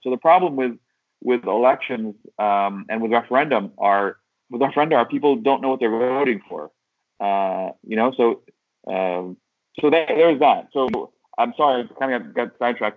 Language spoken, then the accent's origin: English; Syracuse, New York, United States; I am from Syracuse, but I'm in Istanbul, Turkey, right now